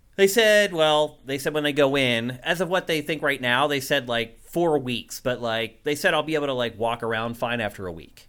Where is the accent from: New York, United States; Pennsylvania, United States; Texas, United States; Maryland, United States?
Pennsylvania, United States; Carlisle; moved away; also born or lived in Philadelphia; my hometown of Carlisle, P